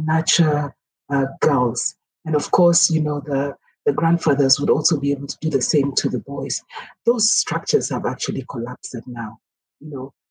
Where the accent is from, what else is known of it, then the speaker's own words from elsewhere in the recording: Kenya; speak as a Kenyan, but also as an African